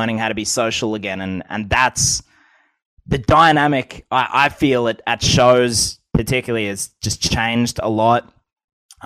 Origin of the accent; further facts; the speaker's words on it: Coolamon, New South Wales, Australia; also born or lived in Melbourne, Australia / Wagga Wagga, New South Wales; I'm in my hometown at the moment. I moved out of Melbourne in Australia back to Coolerman, New South Wales in Australia.